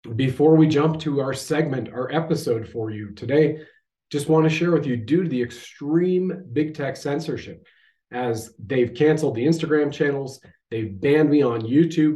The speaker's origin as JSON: {"language": "English", "country": "Canada", "said": "I have served my country at the federal level, as a Canadian infantry soldier"}